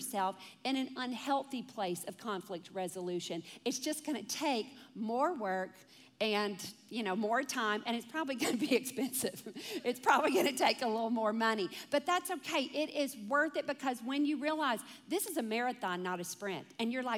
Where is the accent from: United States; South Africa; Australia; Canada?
United States; Deep South; I came from a family that was like, you know, we're from the Deep South